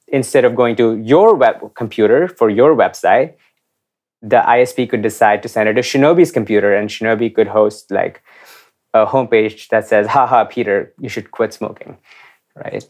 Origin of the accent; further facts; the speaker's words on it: India; I grew up in India in the nineties